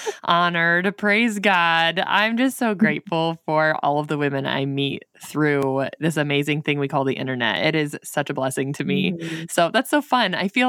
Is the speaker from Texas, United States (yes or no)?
no; Michigan, United States; accent: northern Michigan; But that is where that is where my accent is from. We're only 2 hours south of Canada, so very northern Michigan.